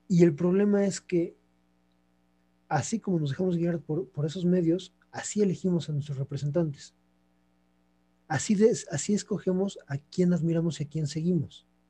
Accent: Mexico; soy mexicano

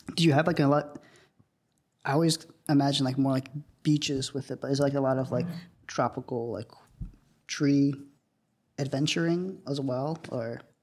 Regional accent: South India, India; moved away; my house in India

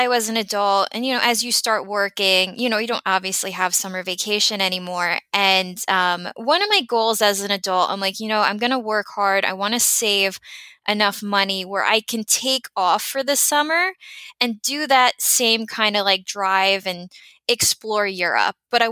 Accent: New Jersey, United States; I was born here to immigrants, Italian immigrants. My parents came to the U.S. I was born just a couple of months later. So born and raised here

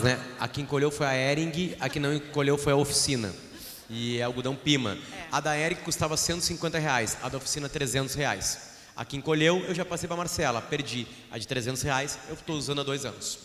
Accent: Alegrete, Rio Grande do Sul, Brazil; moved away; eu saí do Alegrete, do Alegrete eu usava calça grande com fudírio caído

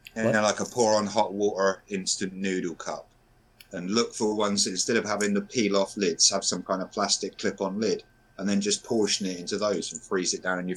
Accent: United Kingdom; As a Brit

